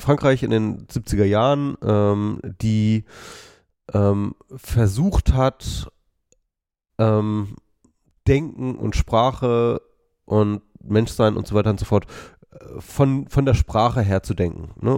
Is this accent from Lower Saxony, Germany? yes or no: yes; Wolfsburg, Lower Saxony, Germany; also born or lived in Lüneburg; Ich bin in Wolfsburg geboren, habe in Lüneburg studiert